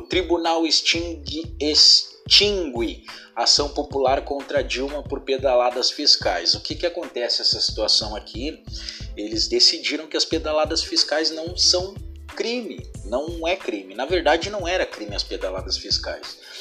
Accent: Rio Grande do Sul, Brazil; eu sou daqui do, do Rio Grande do Sul

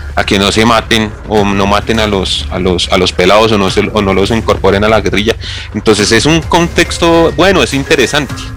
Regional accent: Bogotá, Bogotá Capital District, Colombia; el hermoso barrio donde yo nací, que es el Pachue, en la localidad engativa en Bogotá, Colombia

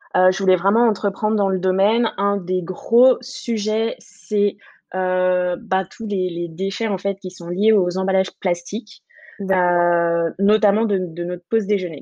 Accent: French Guiana; moved away as an adult; now in Paris, France; je viens de Guyane. Donc, euh, je, suis, un peu euh, sud-américaine

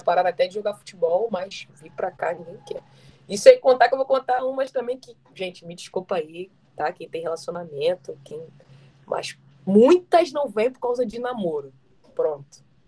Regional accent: Rio de Janeiro, Brazil; moved away; Sou carioca

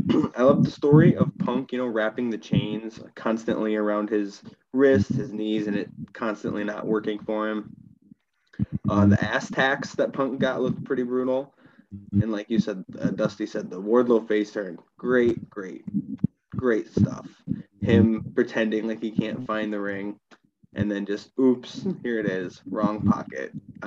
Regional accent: LaSalle, Illinois, United States; my hometown in LaSalle, Illinois

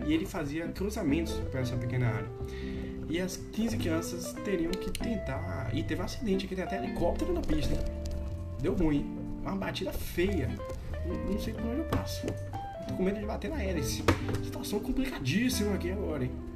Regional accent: Brazil; da minha infância lá no Mansão do Triunfo

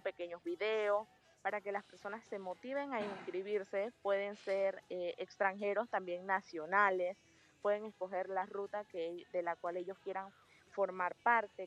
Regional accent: Panama; nosotros como panameños

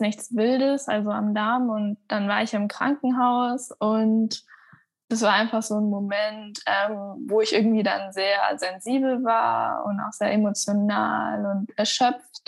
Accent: Hamburg, Germany; now in Munich, Germany; Also ich bin in Hamburg aufgewachsen

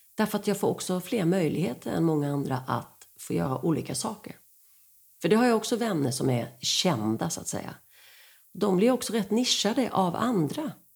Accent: Rydaholm, Jönköping County, Sweden; moved away; also born or lived in Skåne / Gothenburg / Stockholm; Där är jag född

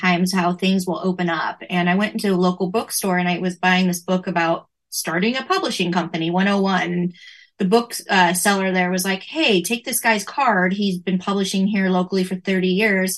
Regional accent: Northern California, United States; I've lived my whole life in Northern California

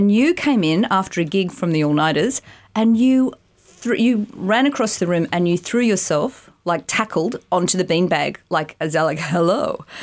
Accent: Haberfield, New South Wales, Australia; In Haberfield. Um, we lived in, well, basically, I was um, in my parents' room till I was like five because in a cot.

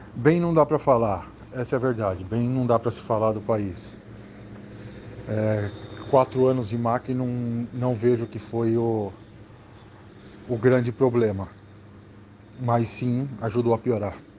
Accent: Brazil; now in Argentina; Sou brasileiro

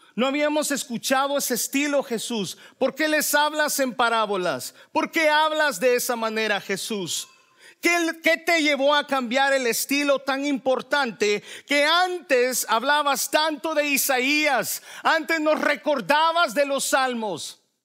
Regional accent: El Salvador; yo soy salvadoreño

